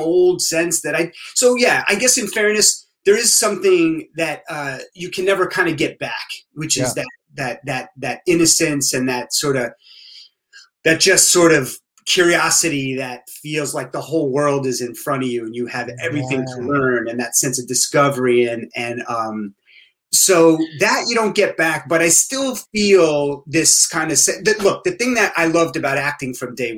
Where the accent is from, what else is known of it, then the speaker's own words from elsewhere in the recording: New Jersey, United States; also born or lived in Boston; we're all from Boston originally, but then I grew up mostly in New Jersey